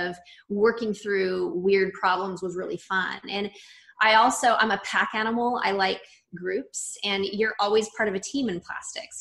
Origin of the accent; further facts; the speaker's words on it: Redlands, California, United States; also born or lived in San Diego; now in Los Angeles, United States; I grew up about an hour and a half outside of LA in a town called Redlands. And so I lived in that area through high school